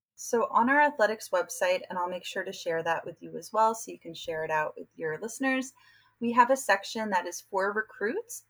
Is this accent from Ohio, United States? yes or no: no; New York, United States; now in San Diego, United States; I'm from New York and I recruit often on the East Coast for UC San Diego